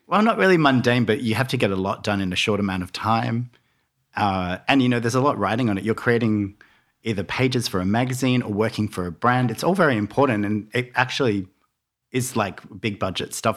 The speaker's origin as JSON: {"language": "English", "town": "Melbourne", "region": "Victoria", "country": "Australia", "tie": "born or raised there", "also_born_or_lived": "Launceston, Tasmania", "lives_now": "Byron Bay, Australia", "said": "we moved to the mainland when I was around ten to Melbourne, and I grew up in Melbourne"}